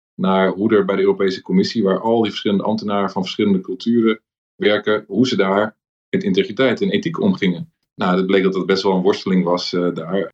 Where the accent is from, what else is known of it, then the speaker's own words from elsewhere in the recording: Amsterdam, North Holland, Netherlands; Ik ben in Amsterdam opgegroeid